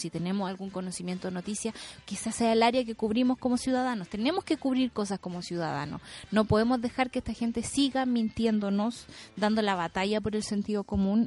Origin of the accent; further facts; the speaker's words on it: Chile; somos los chilenos